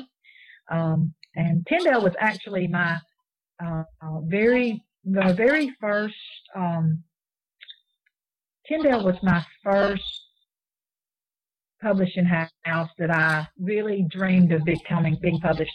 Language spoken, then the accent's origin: English; Mississippi, United States; being from the South and from Mississippi